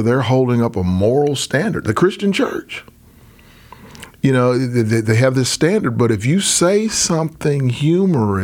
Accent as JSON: {"language": "English", "region": "Arkansas", "country": "United States", "tie": "born or raised there", "said": "when I was growing up in Arkansas"}